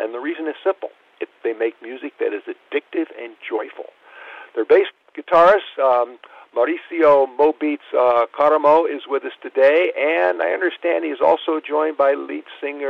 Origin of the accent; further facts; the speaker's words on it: Los Angeles, California, United States; also born or lived in Boston; So first of all, this is my hometown